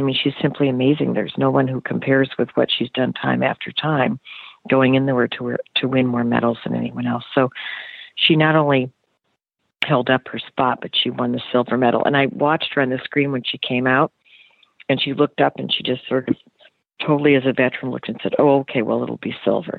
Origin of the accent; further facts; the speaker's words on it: United States; I know I'm American